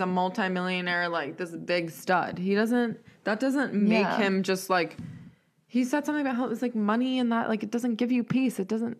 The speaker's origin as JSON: {"language": "English", "town": "Raleigh", "region": "North Carolina", "country": "United States", "tie": "born or raised there", "said": "from a skinny little kid growing up in Section 8 in Raleigh to the number one pick"}